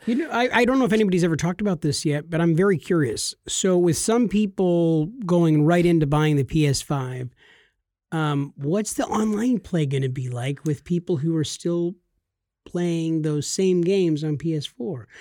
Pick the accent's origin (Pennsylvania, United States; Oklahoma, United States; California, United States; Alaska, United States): California, United States; we're from California